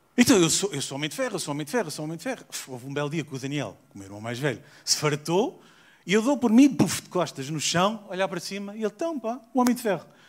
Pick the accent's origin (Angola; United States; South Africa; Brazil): South Africa; moved away; also born or lived in Portugal; Eu nasci na África do Sul.